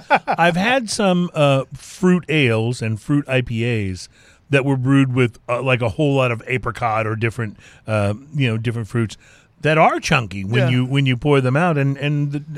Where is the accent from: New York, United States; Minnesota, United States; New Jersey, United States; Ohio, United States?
New York, United States; We're both from New York, and one of us likes beers and one of us likes cigars.